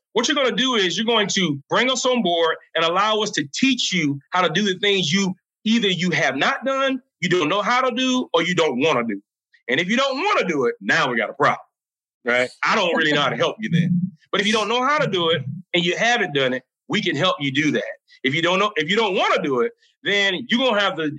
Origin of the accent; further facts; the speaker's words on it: South Carolina, United States; The state of South Carolina, which is my home state where I'm from